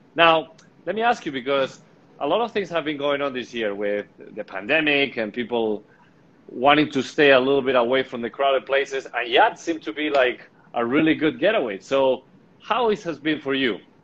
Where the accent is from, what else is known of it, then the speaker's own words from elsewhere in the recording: Spain; I'm from Spain